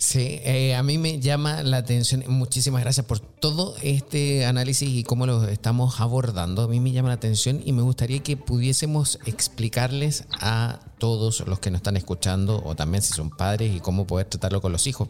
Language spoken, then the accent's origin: Spanish; Chile; yo soy chileno